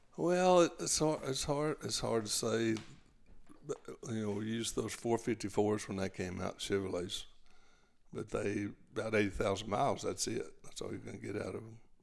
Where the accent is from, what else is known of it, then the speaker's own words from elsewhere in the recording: Gatesville, Texas, United States; I was born there. We, we actually lived, uh, in a little town called Rumley on the Lampasas River toward Lampasas